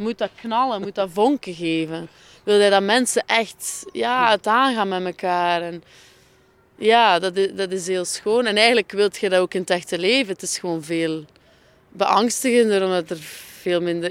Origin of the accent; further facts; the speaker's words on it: Flemish Ardennes, countryside south of Ghent, Flanders, Belgium; het platteland onder Gent. Wat men de Vlaamse Ardennen noemt